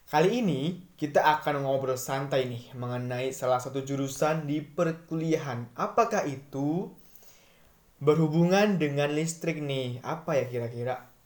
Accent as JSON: {"language": "Indonesian", "town": "Kudus", "region": "Central Java", "country": "Indonesia", "tie": "born or raised there", "said": "Kalau saya asli Kudus."}